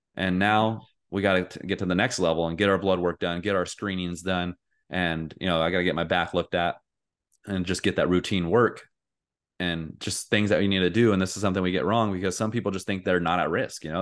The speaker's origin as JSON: {"language": "English", "country": "United States", "said": "I'm an American"}